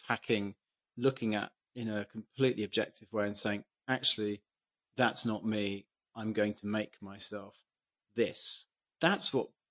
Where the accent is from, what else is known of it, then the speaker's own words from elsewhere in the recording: England, United Kingdom; as an English person